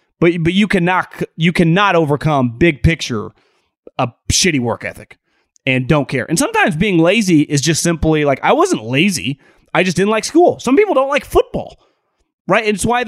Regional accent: Davis, California, United States; one of my roommates and my neighbor, guy actually I grew up with in Davis, Jesse Dundon.

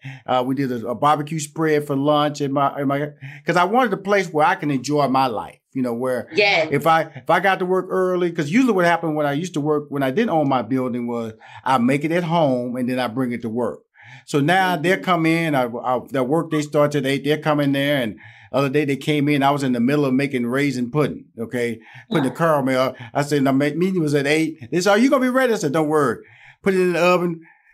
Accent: Houston, Texas, United States; because I'm from Houston, Texas. I'm country. So I'm country.

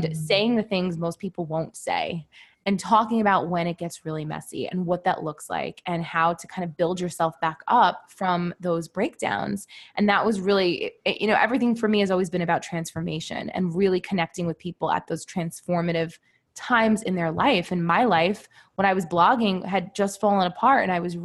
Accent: New York City, New York, United States; also born or lived in Manhattan; I currently live in Manhattan, but I grew up in Brooklyn

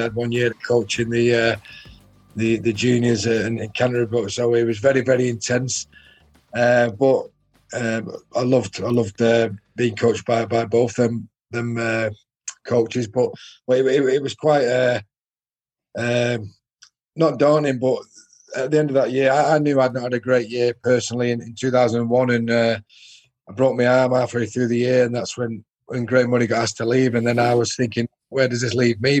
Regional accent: Salford, North West England, United Kingdom; I was born in Salford, and Salford was my club team

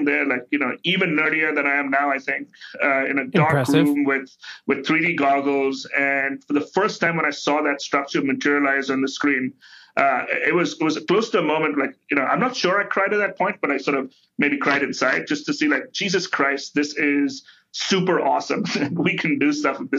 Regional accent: India; now in United States; I grew up in India.

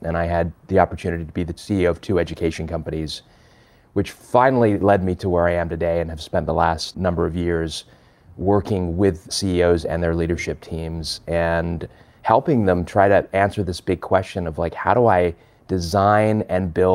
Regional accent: Los Angeles, California, United States; born or raised there; also born or lived in London, England

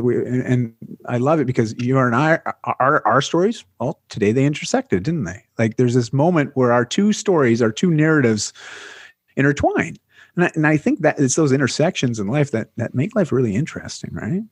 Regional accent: Canada; I'm, I'm a Canadian

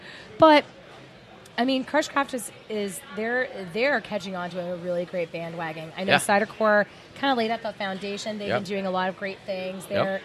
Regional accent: Mesa, Arizona, United States; also born or lived in Scottsdale; now in Phoenix, United States; I was raised in Mesa. I lived in Scottsdale for a year, and I'm like, absolutely not. And then I moved to Phoenix, and I'm like, I'm home.

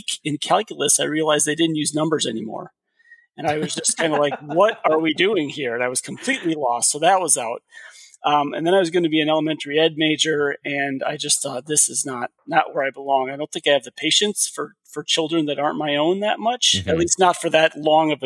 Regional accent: southeastern Minnesota, United States; also born or lived in Iowa; I grew up a farm kid in southeastern Minnesota, hogs, corn, standard stuff.

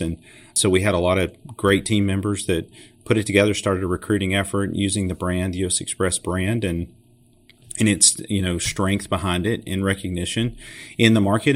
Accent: Chattanooga, Tennessee, United States; I grew up here in Chattanooga, Tennessee

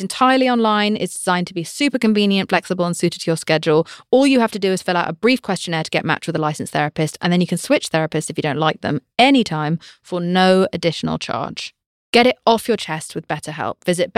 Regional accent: United Kingdom; I'm British.

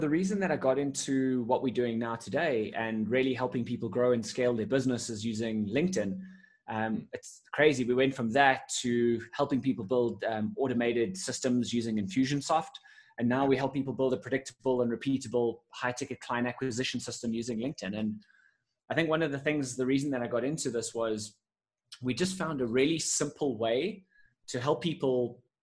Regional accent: Johannesburg, Gauteng, South Africa; I'm in Johannesburg, South Africa. Born here, grown up here most of my life

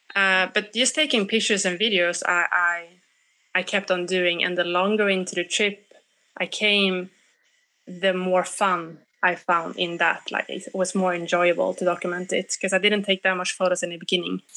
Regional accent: Sweden; I'm I come from Sweden

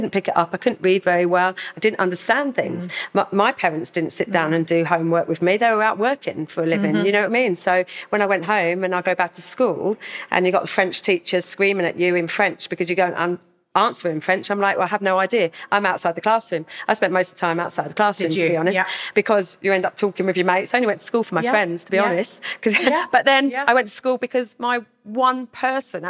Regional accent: Hildenborough, South East England, United Kingdom; I grew up in Hildenborough, Kent, so a village.

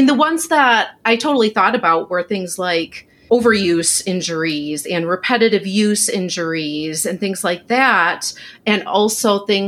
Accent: Michigan, United States; my home state of Michigan

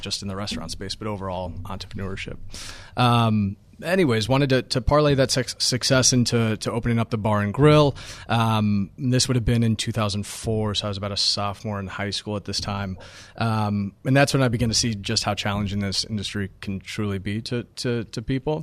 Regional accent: about an hour north of Denver, Colorado, United States; now in New York, United States; my hometown, which, again, is about an hour north of, of, of Denver and Colorado

